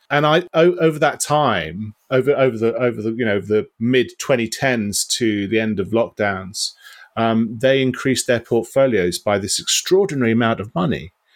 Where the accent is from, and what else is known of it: United Kingdom